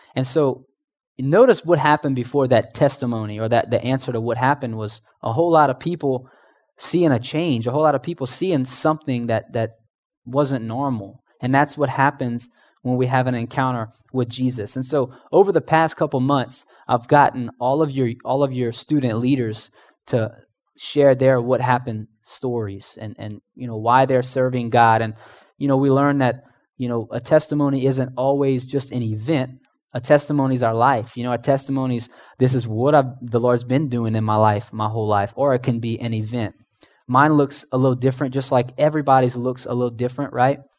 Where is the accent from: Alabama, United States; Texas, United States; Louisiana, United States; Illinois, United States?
Louisiana, United States; Houma; moved away; I was originally from Homa. I don't know if you guys know where Homa's at, but it's about two hours southeast of here